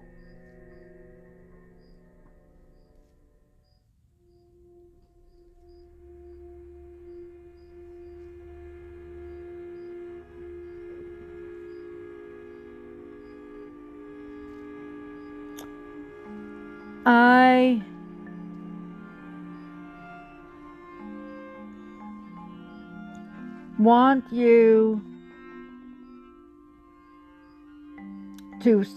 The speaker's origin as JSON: {"language": "English", "country": "United States", "said": "As American people"}